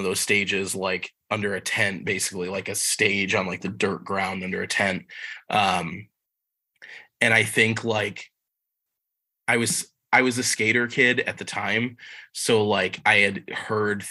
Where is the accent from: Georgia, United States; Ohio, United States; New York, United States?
New York, United States; Wellsville; now in Buffalo, United States; I grew up in the Southern Tier, a little town called Wellsville, which is kind of middle of nowhere town, not far from Olean